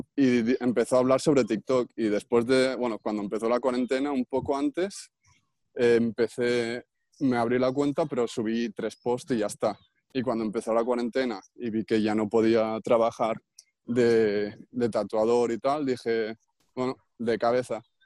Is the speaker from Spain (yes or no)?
yes; Puigcerdà, Catalonia, Spain; en mi pueblo, que soy de Pucherda no hay bachillerato artístico